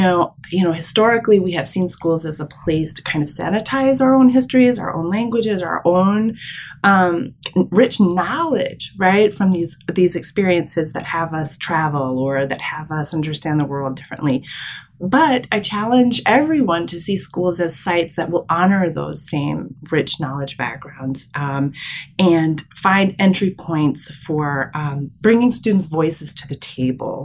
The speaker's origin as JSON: {"language": "English", "region": "Michigan", "country": "United States", "tie": "born or raised there", "also_born_or_lived": "New York City", "said": "I was born in Michigan. So I'm the only child of my entire extended family born in the Midwest"}